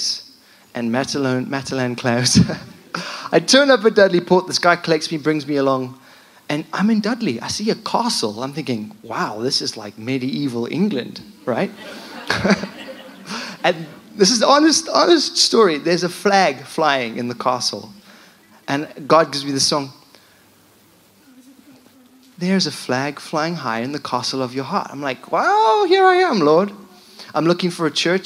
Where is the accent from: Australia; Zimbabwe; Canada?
Zimbabwe; moved away as an adult; also born or lived in London; now in United Kingdom; I'm from Zimbabwe.